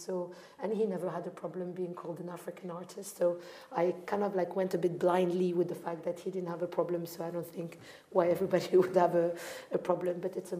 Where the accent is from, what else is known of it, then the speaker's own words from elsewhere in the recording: Morocco; a great African Ethiopian grandmother, you know, like I had, you know, I was born and raised in Morocco.